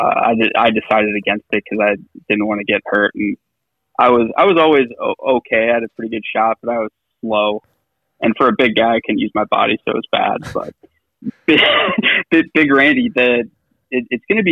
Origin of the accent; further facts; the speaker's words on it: Brainerd, Minnesota, United States; moved away; also born or lived in Iowa / Sea Island, Georgia; growing up in Brainerd